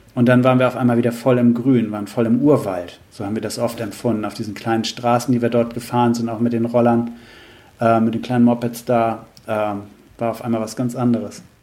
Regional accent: Germany; als Deutsche

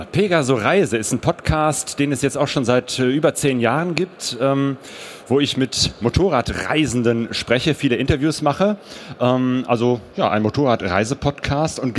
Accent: Bergisch Gladbach, North Rhine-Westphalia, Germany; also born or lived in Cologne; now in Essen, Germany; Ich bin gebürtiger Kölner. Bist du das? Ja, also ich bin hier nicht aufgewachsen, sondern in Bergisch Gladbach

